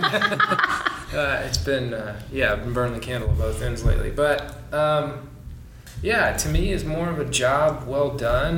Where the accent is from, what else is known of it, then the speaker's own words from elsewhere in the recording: Du Quoin, Illinois, United States; moved away as an adult; also born or lived in Lake Wales, Florida; I'm originally from Southern Illinois, a small town, DuCoin, Illinois. It's about 6,000 people